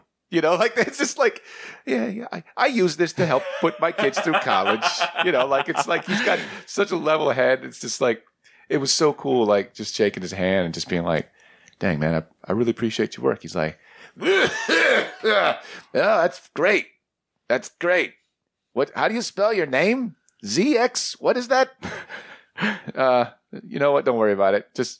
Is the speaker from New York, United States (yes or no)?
yes; Queens, New York, United States; Yeah, I'm from Queens. Yeah, a lot of Puerto Ricans up there.